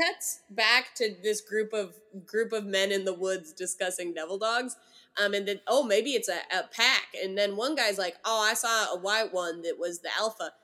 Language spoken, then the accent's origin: English; California, United States; as a Californian